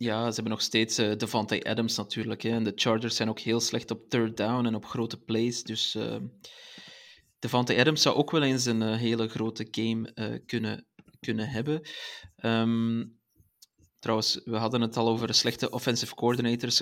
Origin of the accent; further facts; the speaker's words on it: Belgium; Als Belg